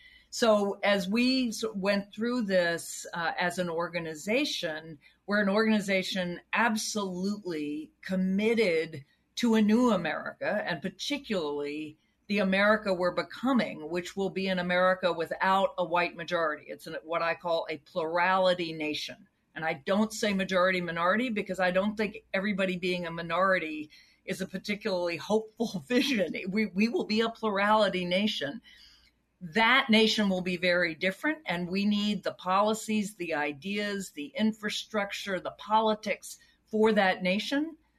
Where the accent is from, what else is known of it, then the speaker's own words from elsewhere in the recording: the South, United States; Again, I grew up in the South.